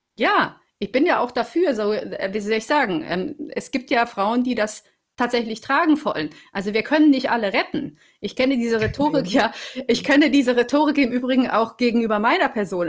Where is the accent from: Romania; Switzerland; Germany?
Romania; moved away; ich komme aus Rumänien